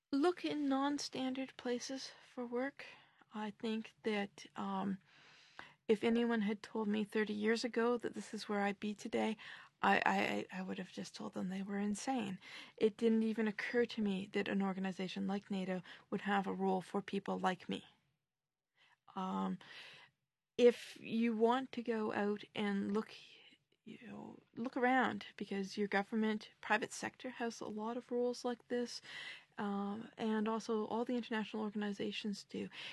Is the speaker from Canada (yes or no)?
yes; Canada; now in Brussels, Belgium; as a Canadian with my particular viewpoint